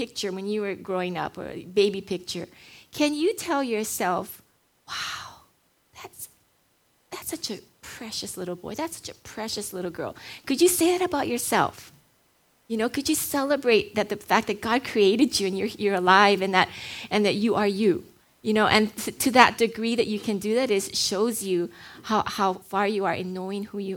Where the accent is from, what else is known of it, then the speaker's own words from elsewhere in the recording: Hawaii, United States; I was born and raised in Hawaii, grew up here